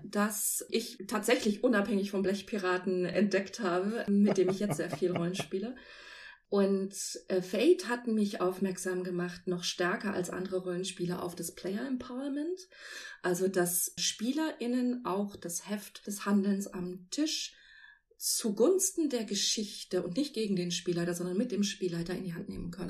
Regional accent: Celle, Lower Saxony, Germany; in Celle, meiner Heimatstadt

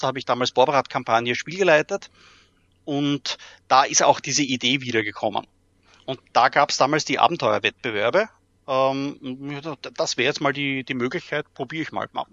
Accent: Graz, Styria, Austria; moved away as an adult; now in Vienna, Austria; bin Österreicher, geboren in Graz, jetzt schon seit über 20 Jahren in Wien

